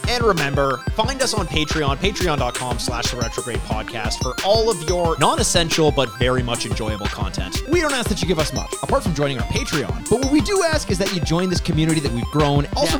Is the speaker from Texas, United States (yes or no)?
yes; Texas, United States; I'm from Texas.